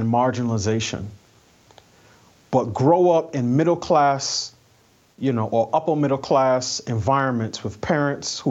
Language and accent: English; New York, United States; I'm a New Yorker. I grew up in New York in a family from the West Indies